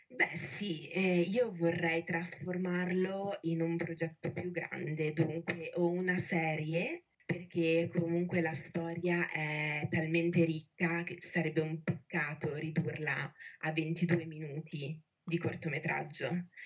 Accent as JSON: {"language": "Italian", "country": "Italy", "said": "Io ho passato tutta la mia vita a dover giustificare l'essere italiana"}